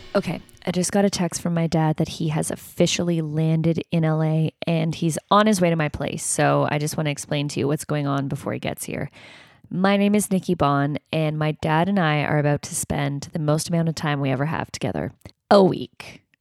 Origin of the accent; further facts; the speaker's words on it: Toronto, Ontario, Canada; I'm from Toronto, and he lived there up until I was in, like, grade five